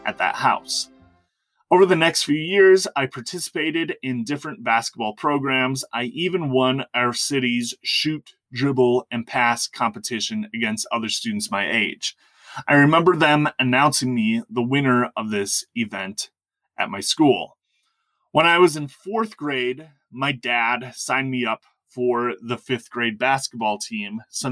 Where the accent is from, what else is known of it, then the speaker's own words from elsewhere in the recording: Wisconsin, United States; my experience growing up in Wisconsin